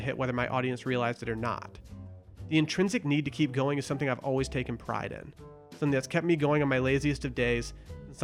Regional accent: northern Michigan, United States; I spent a majority of my 20s in my hometown. It was a small town in northern Michigan

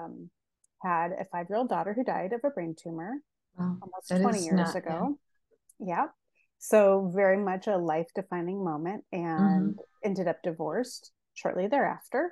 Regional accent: Seattle, Washington, United States; also born or lived in Santa Cruz, California / Boise, Idaho / Kauai, Hawaii; now in Portland, United States; I was born in Portland, raised in Seattle, lived in near Santa Cruz, and then I lived in Idaho, and then I moved over to Kauai.

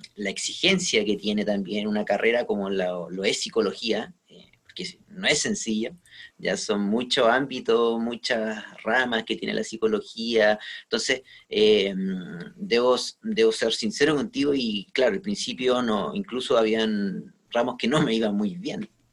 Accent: Quillota, Valparaíso, Chile; also born or lived in Viña del Mar; Yo soy de la quinta región, de hecho, soy de, de Quillota

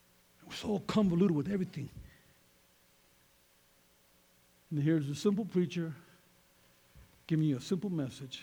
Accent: Colorado, United States; we're from Colorado

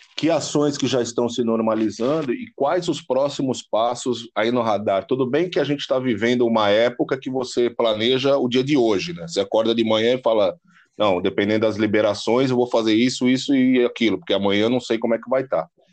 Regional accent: ABC Paulista, São Paulo, Brazil; Eu sou do ABC

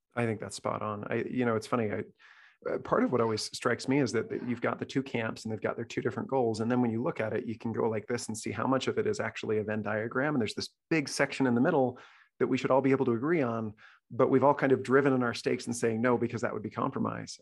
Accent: Salt Lake City, Utah, United States; I grew up in Salt Lake City

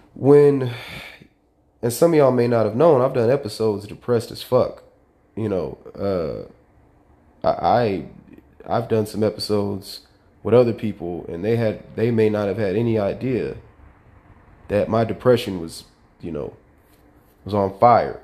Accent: Sacramento, California, United States; growing up in South Sacramento in a single parent household

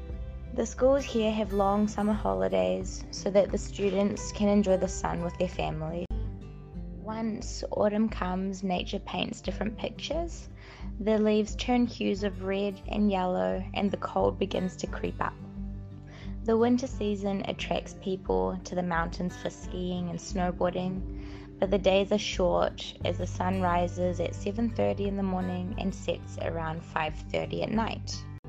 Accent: Dunedin, Otago, New Zealand; also born or lived in Spain; now in Wanaka, New Zealand; I grew up in the South Island of New Zealand in a small city called Dunedin. It's a student city on the east coast of New Zealand.

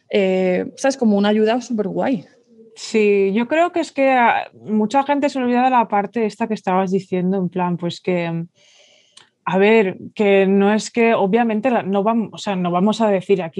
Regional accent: Mallorca, Balearic Islands, Spain

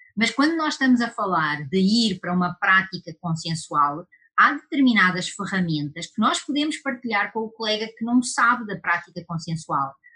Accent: Portugal; accent: European Portuguese; now in Brazil; por causa do meu sotaque, isso é coisa lá da Europa, isso é coisa lá de Portugal

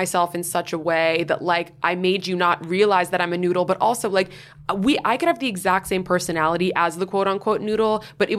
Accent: New York, United States; you look beyond how I look and the fact that I was like from New York.

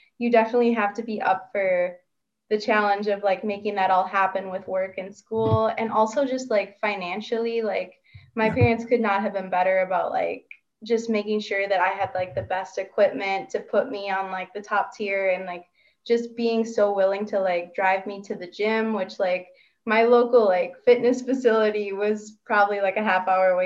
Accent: Minnesota, United States; now in Tucson, United States; I'm from Minnesota originally

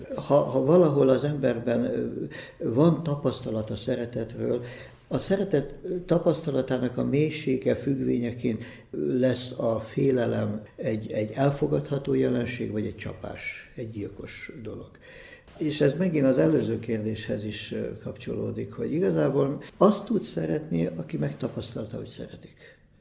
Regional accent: Budapest, Hungary; én itt születtem

